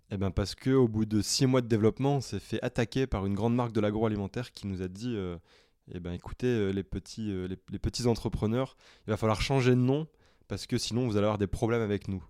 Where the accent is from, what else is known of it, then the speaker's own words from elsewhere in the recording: the Nord, Hauts-de-France, France; moved away; je suis rentré chez moi dans le Nord